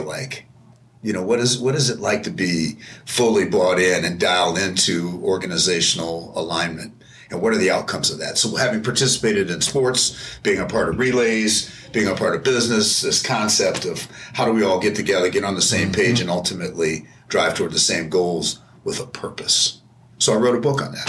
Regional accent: St. Paul, Minnesota, United States; I grew up in St. Paul, Minnesota

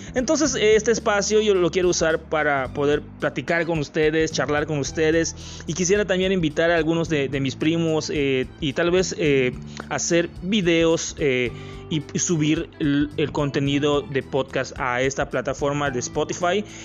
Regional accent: Yucatán, Mexico; soy de México, de un estado que se llama Yucatán, que está al sureste de México

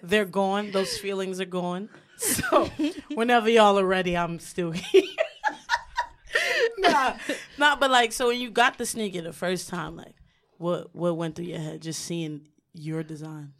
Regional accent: New York City, New York, United States; I'm from Brooklyn.

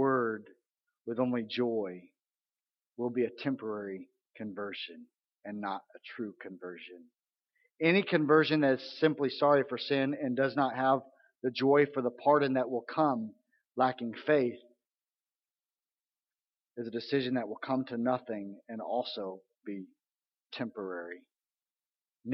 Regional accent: Missouri, United States; I grew up a lot in Missouri

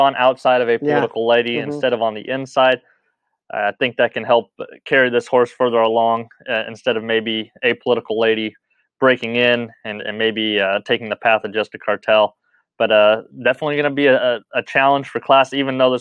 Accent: Los Alamitos, California, United States; I'm born and raised in Los Alamitos

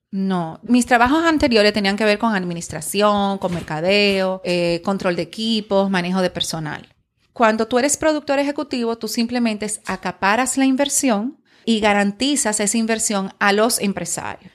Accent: Dominican Republic

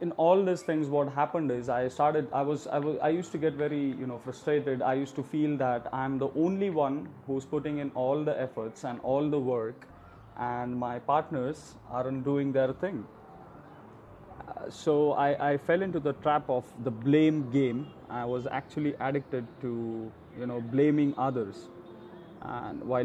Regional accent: India; I'm from India

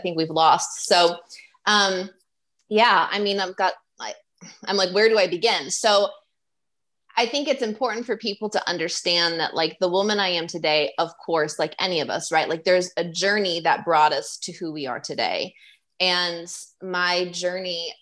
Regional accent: Midwest, United States; also born or lived in Chicago; I lived in Chicago for 5 years. I grew up in the Midwest.

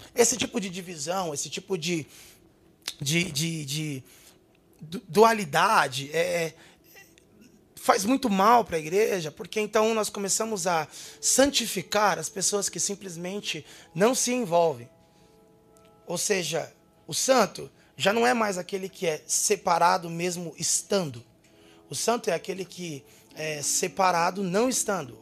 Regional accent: São Paulo area, Brazil; born or raised there

